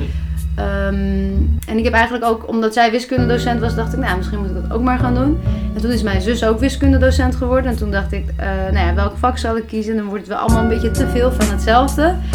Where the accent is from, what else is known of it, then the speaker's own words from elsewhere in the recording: Haarlem, North Holland, Netherlands; Eh, in Haarlem. Dus ik kom ook uit Haarlem.